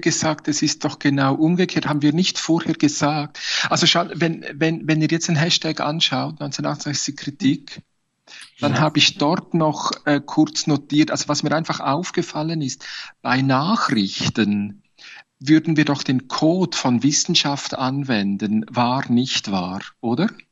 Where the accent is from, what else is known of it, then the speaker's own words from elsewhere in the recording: Switzerland; bei uns in der Schweiz